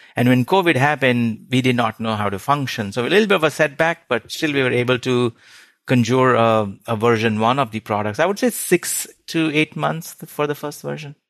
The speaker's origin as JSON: {"language": "English", "country": "India", "tie": "born or raised there", "moved": "as an adult", "said": "I grew up in India, did my undergrad there"}